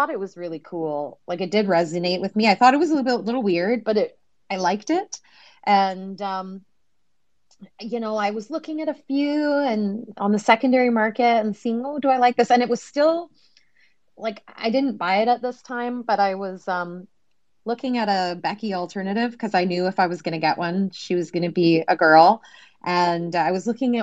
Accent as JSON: {"language": "English", "country": "Canada", "said": "I'm Canadian"}